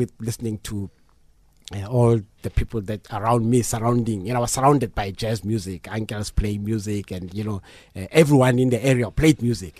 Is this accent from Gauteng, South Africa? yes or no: yes; Mamelodi, Gauteng, South Africa; growing up in Mamelodi